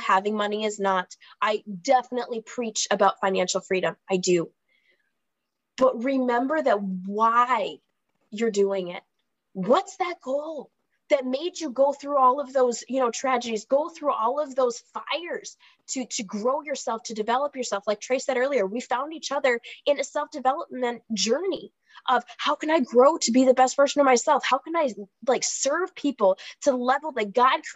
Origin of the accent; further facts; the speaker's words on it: Minnesota, United States; accent: Minnesota; I'm in Minnesota, if my accent hasn't betrayed me yet